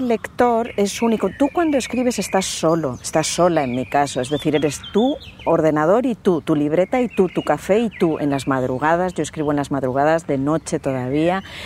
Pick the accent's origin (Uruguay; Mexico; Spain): Spain